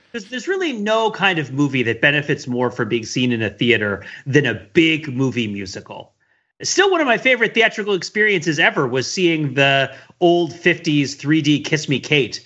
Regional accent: New Jersey, United States; I grew up around this in New Jersey, right, right outside of New York

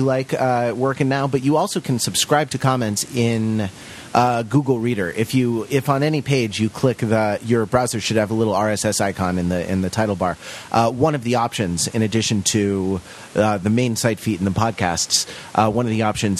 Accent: Los Angeles, California, United States; I grew up in Los Angeles, and so we had Universal Studios Hollywood right here

